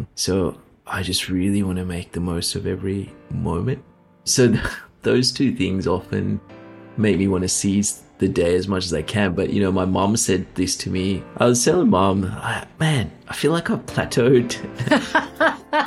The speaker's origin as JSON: {"language": "English", "country": "Sri Lanka", "tie": "born or raised there", "moved": "yes", "lives_now": "Queensland, Australia", "said": "I come from Sri Lanka and I remember the kids that I went to school"}